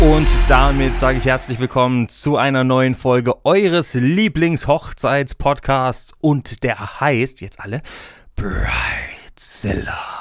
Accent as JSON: {"language": "German", "country": "Germany", "moved": "yes", "lives_now": "Switzerland", "said": "ich bin Deutscher, ich darf leider noch nicht abstimmen in der Schweiz"}